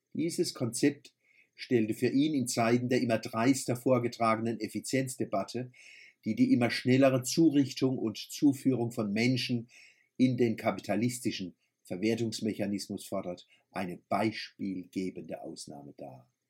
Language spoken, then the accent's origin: German; Kurpfalz, Germany; accent: Kurpfälzisch; first language Kurpfälzisch; unserem Kurpelzer Dialekt